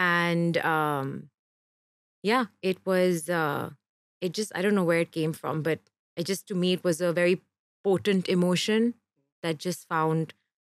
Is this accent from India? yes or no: yes; Kerala, India; born there; I actually wasn't. I was born in Kerala.